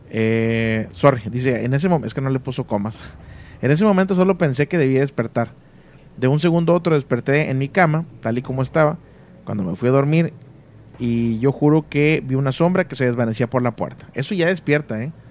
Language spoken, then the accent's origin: Spanish; Chetumal, Quintana Roo, Mexico; La chetumaleña, soy la de Chetumal, Quintana Roo